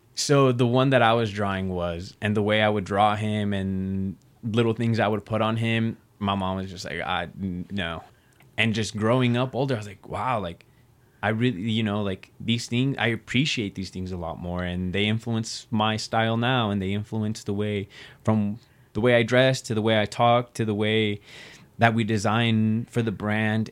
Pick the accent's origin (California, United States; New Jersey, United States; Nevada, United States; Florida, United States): Nevada, United States; Reno; I was born and raised here in Reno, Nevada. This is the only place I've ever lived